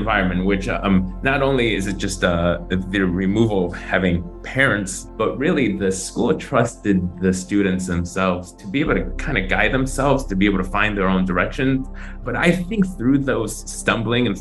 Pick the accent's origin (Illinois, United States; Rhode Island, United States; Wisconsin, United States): Illinois, United States; Chicago; moved away as an adult; also born or lived in San Francisco Bay Area; now in Taiwan; growing up in the northwest suburbs of Chicago